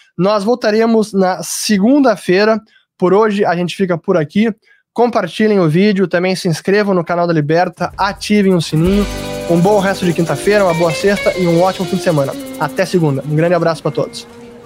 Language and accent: Portuguese; Brazil; eu, como brasileiro